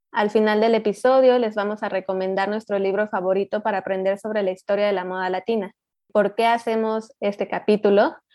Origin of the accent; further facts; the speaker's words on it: Mexico; soy de México